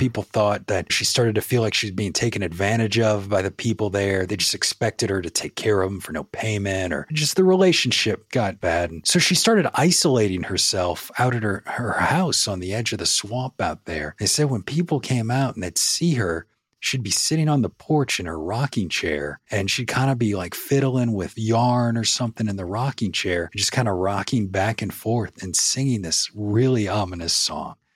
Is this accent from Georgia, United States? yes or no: no; New Orleans, Louisiana, United States; moved away as an adult; now in Tennessee, United States; I was born and raised in New Orleans